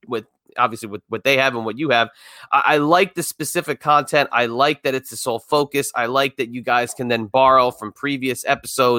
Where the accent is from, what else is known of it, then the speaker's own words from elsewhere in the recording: New Jersey, United States; I'm from the Northeast myself. I'm from Jersey.